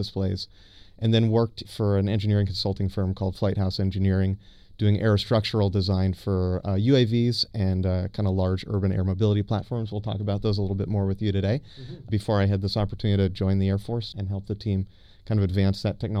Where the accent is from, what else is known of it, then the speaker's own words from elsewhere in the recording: North Georgia, United States; moved away; I grew up in North Georgia, went to UVA for undergrad.